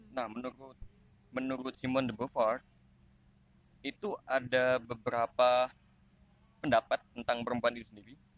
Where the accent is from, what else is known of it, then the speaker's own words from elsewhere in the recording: Java, Indonesia; accent: medok; mohon maaf ketika salah saya salah pengucapan karena saya orang Jawa.